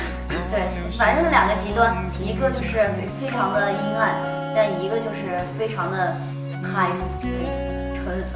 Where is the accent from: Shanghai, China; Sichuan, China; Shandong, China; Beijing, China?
Sichuan, China; 因为我是我是四川人，但是我真的是很喜欢东北那边的一切东西